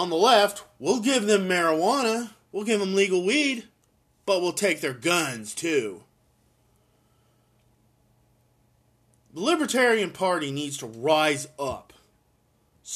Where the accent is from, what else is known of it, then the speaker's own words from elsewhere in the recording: Oklahoma, United States; I'm from Oklahoma